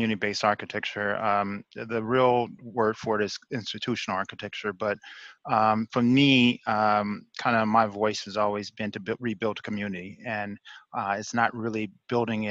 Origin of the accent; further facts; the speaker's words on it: Kansas City, Missouri, United States; also born or lived in Italy; Before high school, I grew up in Kansas City, Missouri, in Sewell